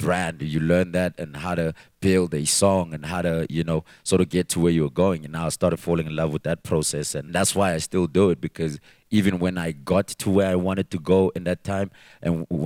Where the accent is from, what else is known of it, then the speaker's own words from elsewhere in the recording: Katlehong, Gauteng, South Africa; I'm from Katlehong, and nobody was from there